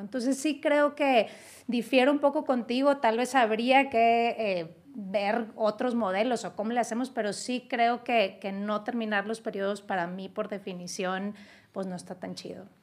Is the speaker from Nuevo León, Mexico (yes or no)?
yes; Nuevo León, Mexico; en Nuevo León, mi tierra, en la Sultana del Norte